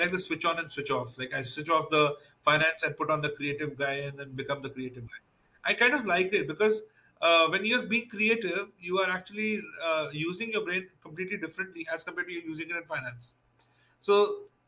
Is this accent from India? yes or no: yes; India; being Indian and being spiritual is something which go hand in hand. And that's the upbringing I had as well as when I was a kid